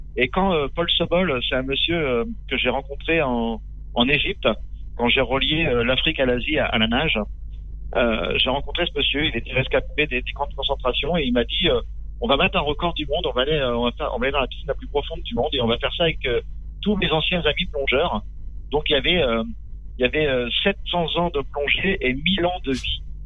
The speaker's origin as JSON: {"language": "French", "town": "Châtellerault", "region": "Nouvelle-Aquitaine", "country": "France", "tie": "born or raised there", "said": "Châtellerault, dans la Vienne. Je suis un pur produit euh, du Poitou."}